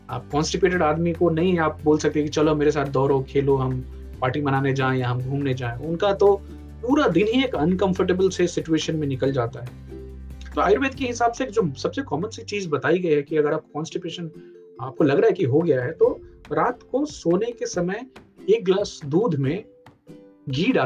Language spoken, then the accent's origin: Hindi; Bihar, India; काकरी यहाँ बोलते हैं हमारे यहाँ बिहार में खीरा बोलते